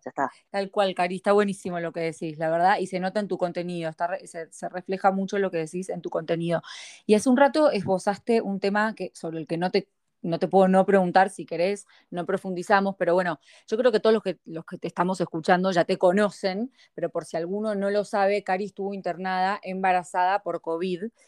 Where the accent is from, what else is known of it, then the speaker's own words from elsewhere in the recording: Argentina; now in United States; somos los argentinos